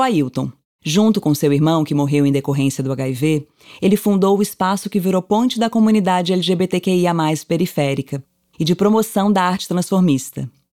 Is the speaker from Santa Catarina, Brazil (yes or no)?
no; Santos, São Paulo, Brazil; moved away as an adult; now in São Paulo, Brazil; sou lá de Santos, litoral de São Paulo, né? Baixada Santista. Moro aqui em São Paulo há 5 anos